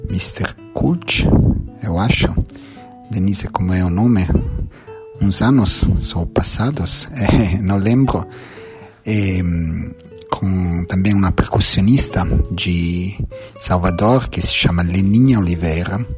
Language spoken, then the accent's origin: Portuguese; Milan, Lombardy, Italy; Portuguese is a second language; now in Follonica, Italy; Eu nasci in Milano, ma fugi da cidade perché gosto mais da natura, da bellezza.